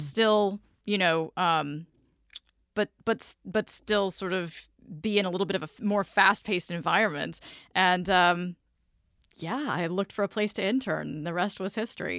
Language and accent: English; Vidalia, Georgia, United States; moved away as an adult; also born or lived in Memphis, Tennessee; now in Orlando, United States; I grew up in Vidalia, Georgia, which is where the onions come from